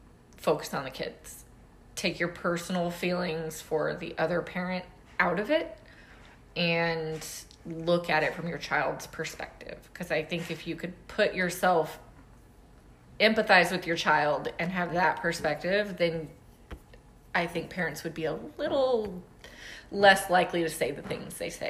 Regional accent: the South, United States; I'm from the South. I grew up in the Army.

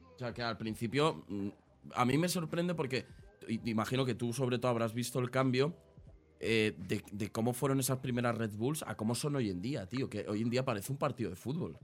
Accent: Aranjuez, Community of Madrid, Spain; Yo soy de Madrid, eh, igual, pero de Madrid Sur. O sea, estamos justo en el otro lado. Yo soy de, Aranjuez.

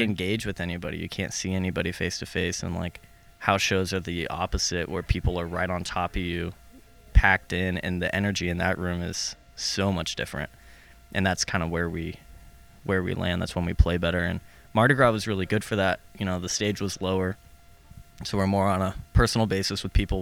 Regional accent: Las Vegas, Nevada, United States; moved away as an adult; now in Boise, United States; I'm from Las Vegas

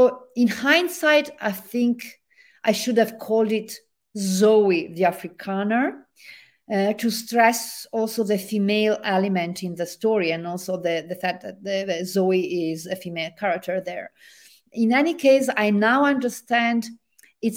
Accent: Genoa, Liguria, Italy; accent: Italian; English is a second language; now in Vancouver, Canada; my hometown in Italy, the harbor city of Genoa

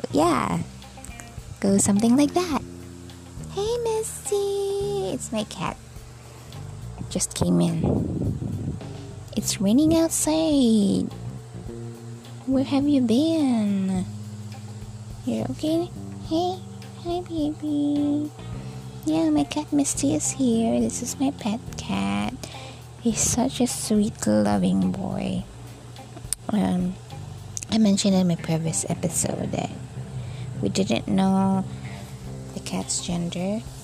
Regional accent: Philippines; I was born here in the Philippines

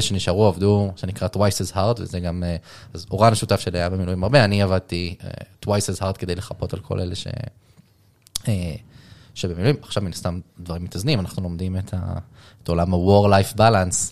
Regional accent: Israel; בתור ישראלי

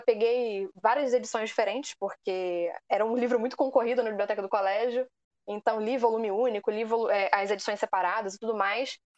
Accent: Rio de Janeiro, Brazil; também sou do Rio de Janeiro

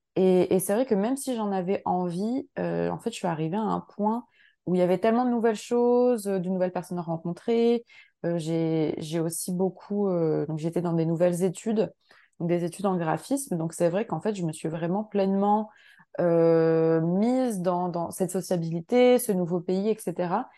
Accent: France; now in Montreal, Canada; moi j'habite donc à Montréal, je suis française mais j'habite au Québec

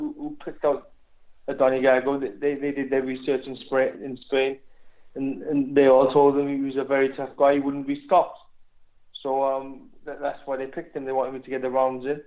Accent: Wales, United Kingdom; I'm British, I'm Welsh.

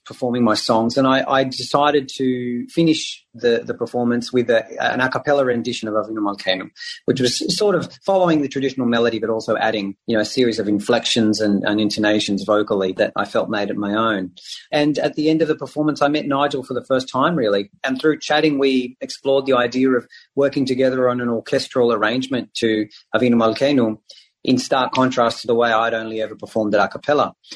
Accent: Israel; now in Australia; I speak Hebrew. I grew up in Israel

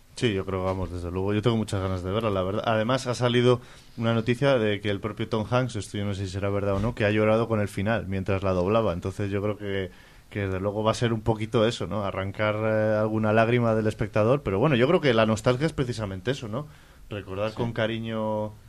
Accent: Palencia, Castile and León, Spain; todos los que somos de Palencia

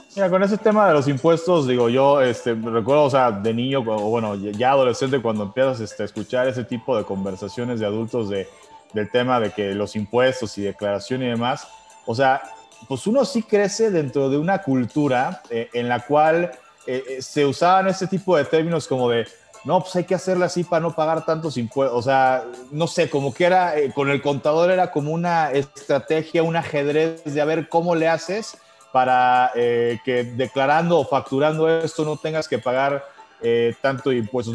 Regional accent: Mexico; nosotros mismos como mexicanos

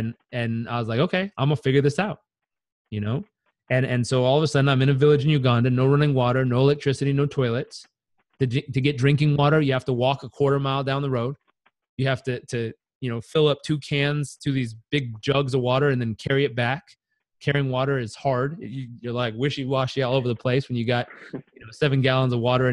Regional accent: Southern California, United States; I grew up in Southern California.

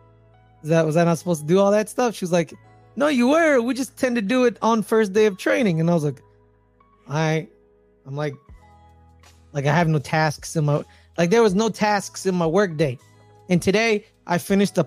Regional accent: Bay Area, California, United States; growing up in the Bay Area, every time in the morning when my dad would take us to take us to school

